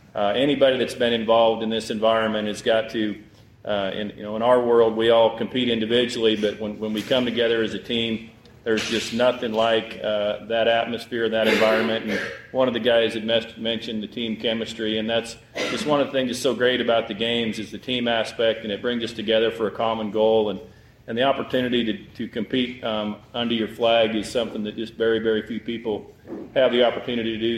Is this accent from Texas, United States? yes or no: yes; Valley View, Texas, United States; I'm from Valley View, Texas